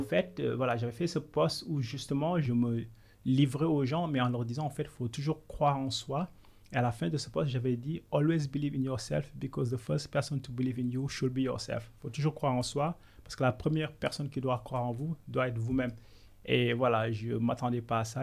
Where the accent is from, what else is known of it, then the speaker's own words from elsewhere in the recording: Senegal; moved away as an adult; also born or lived in Côte d'Ivoire / France; now in United Kingdom; je suis sénégalais d'origine, je suis né au Sénégal il y a 38 ans